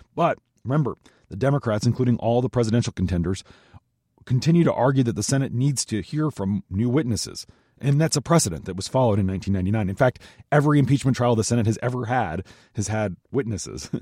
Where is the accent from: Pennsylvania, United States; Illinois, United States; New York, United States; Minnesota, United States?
Minnesota, United States; now in Washington, D.C., United States; Minnesota, my home state